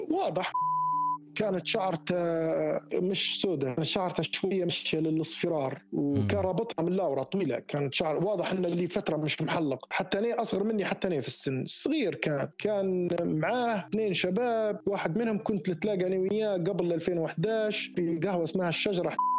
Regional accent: Tawergha, Misrata District, Libya; moved away; also born or lived in Sirte; انا من تورغه ونسكن هنا في سرت

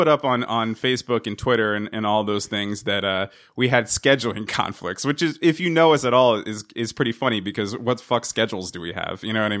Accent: New Jersey, United States; also to remind you that I'm from New Jersey.

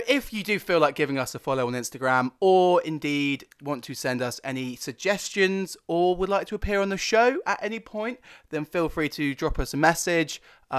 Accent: Loughborough, East Midlands, United Kingdom; Hello there … I'm from Loughborough. I'm 22 and I am a northern motherfucker.

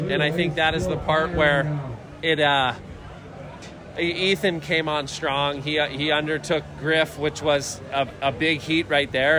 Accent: United States; I'm an American kid

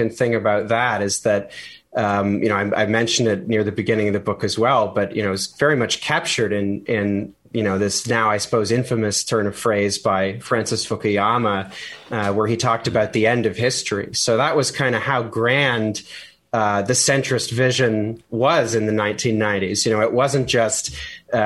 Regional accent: Canada; as a Canadian

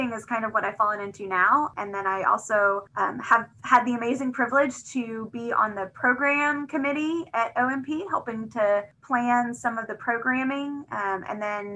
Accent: Little Rock, Arkansas, United States; also born or lived in Chicago; I grew up in Little Rock

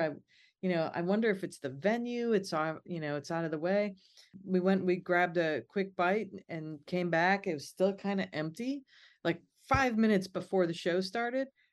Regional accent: Midwest, United States; Growing up in the Midwest

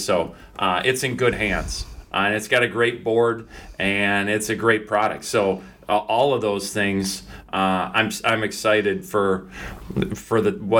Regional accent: Faribault, Minnesota, United States; also born or lived in Alexandria, Minnesota; It's really close to my hometown of Faribault. You know, I'm staying with my parents currently.

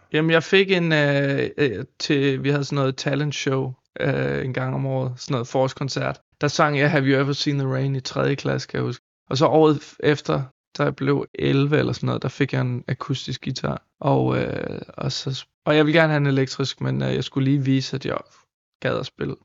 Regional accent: San Francisco Bay Area, California, United States; now in Denmark; jeg voksede op i San Francisco Bay Area

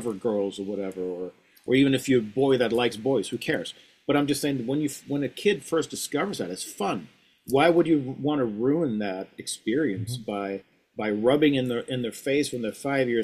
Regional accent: Sweden; moved away; I grew up in Sweden

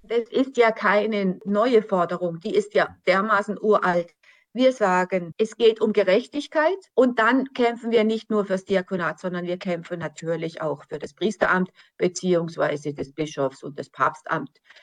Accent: Germany; gerade für uns als Deutsche

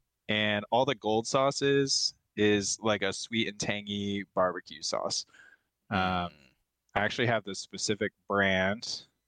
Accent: Buffalo, New York, United States; moved away; This is from my hometown, straight out of Buffalo, New York.

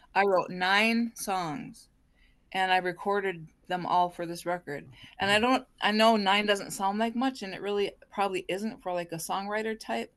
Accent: Leech Lake Reservation, northern Minnesota, United States; I was born and raised on the Leech Lake Reservation

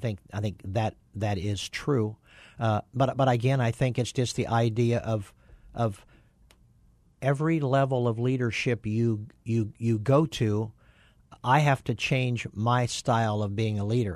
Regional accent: Kansas, United States; moved away; I grew up on a farm in Kansas

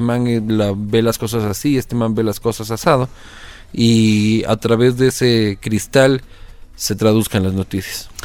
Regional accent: Quito, Pichincha, Ecuador; also born or lived in Spain; Yo nací en Quito el 22 de agosto de 1983

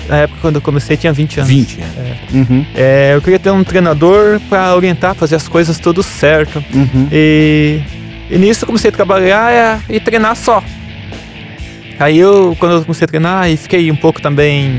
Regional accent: Apiaí, São Paulo, Brazil; moved away; eu sou de Apiaí

